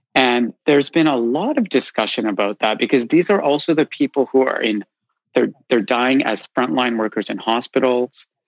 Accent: Canada; moved away as an adult; now in London, United Kingdom; I grew up in Canada

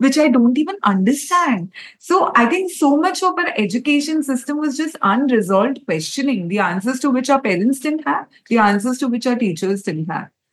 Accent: Kolkata, West Bengal, India; I come from Calcutta

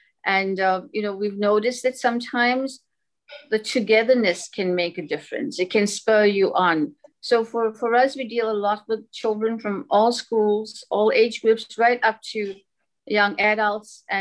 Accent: Durban, KwaZulu-Natal, South Africa; I'm actually from Durban, South Africa

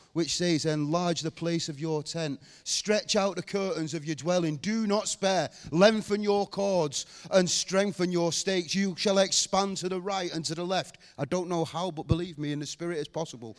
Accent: Rochdale, North West England, United Kingdom; I was born in Rochdale.

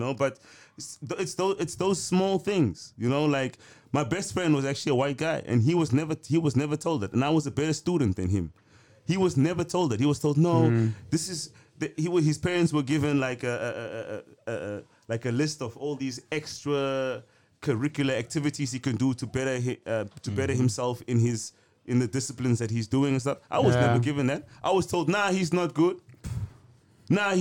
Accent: Cape Town, Western Cape, South Africa; now in Amsterdam, Netherlands; My life was way better in Cape Town

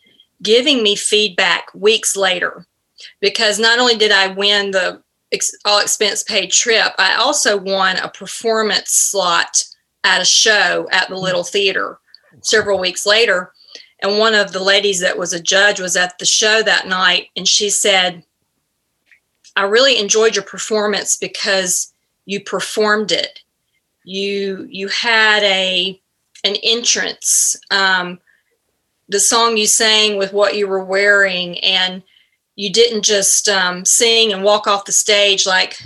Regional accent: Greenville, Alabama, United States; Greenville, Alabama. And okay. No, it's not where Forrest Gump is from, but it might as well be. Very small town Southern, and I loved growing up there.

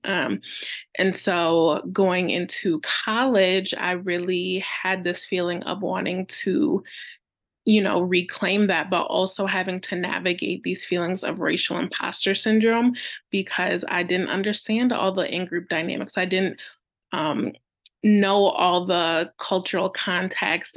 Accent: about an hour north of Detroit, Michigan, United States; I was born in Detroit, Michigan, in the United States, and raised about an hour north

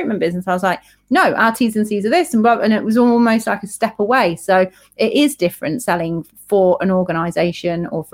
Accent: United Kingdom; we're British

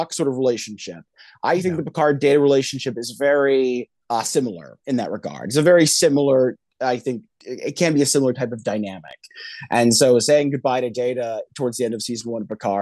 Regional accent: Northern California, United States; I'm from Northern California myself

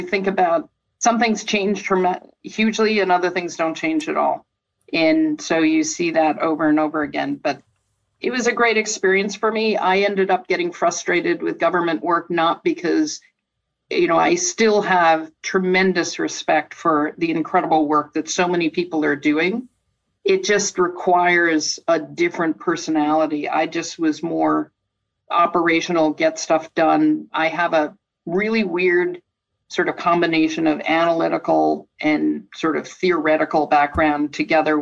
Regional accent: Cleveland, Ohio, United States; moved away; I grew up in Cleveland, Ohio

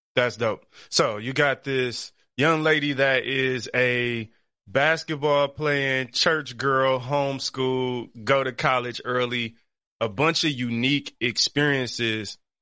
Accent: Detroit, Michigan, United States; I grew up on the east side of Detroit.

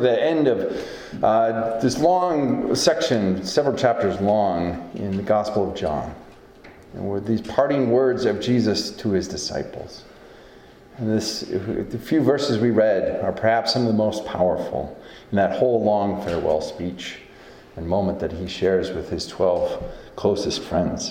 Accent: Northeast Iowa, United States; moved away; where I come from, Northeast Iowa and sort of tri-state area of Southeast Minnesota and Western Wisconsin

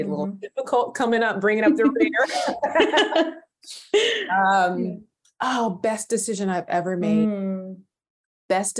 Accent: California, United States; I was born and raised in California

